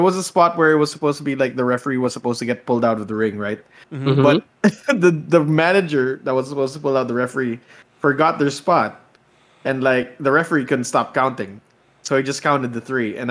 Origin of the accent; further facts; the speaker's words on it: Philippines; as a Filipino.